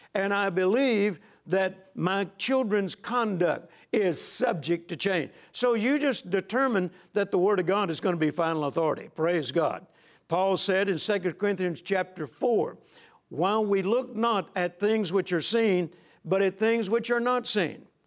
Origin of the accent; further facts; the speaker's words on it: Shreveport, Louisiana, United States; hometown of Shreveport, Louisiana